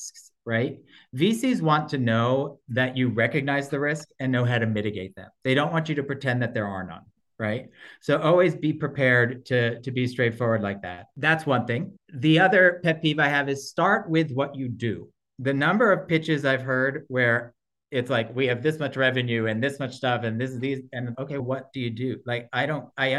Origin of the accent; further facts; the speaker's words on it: New Jersey, United States; accent: Brooklyn; also born or lived in New York City, New York; Born in New York, but grew up in New Jersey